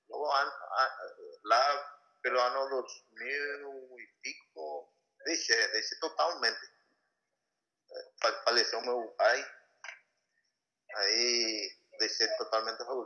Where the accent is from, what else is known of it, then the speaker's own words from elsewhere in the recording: Paraguay; Portuguese is a second language; also born or lived in Campinas, Brazil / Encarnación, Paraguay; fiquei aqui no meu país